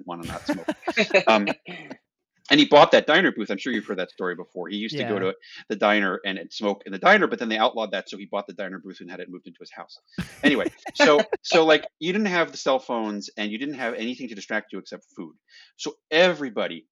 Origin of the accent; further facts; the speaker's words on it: northwestern Maryland, United States; now in California, United States; I'm originally from Maryland, northwestern Maryland